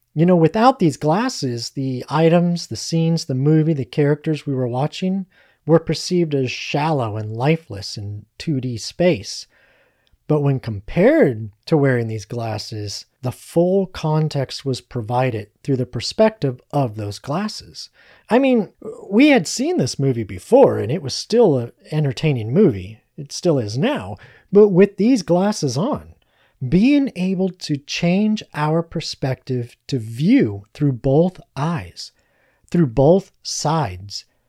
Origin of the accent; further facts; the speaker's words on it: United States; we as American citizens